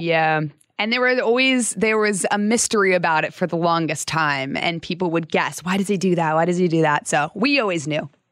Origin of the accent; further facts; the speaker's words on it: Phoenix, Arizona, United States; also born or lived in Salt Lake City, Utah; I lived in Utah till I was about eight or nine, and then I moved to Phoenix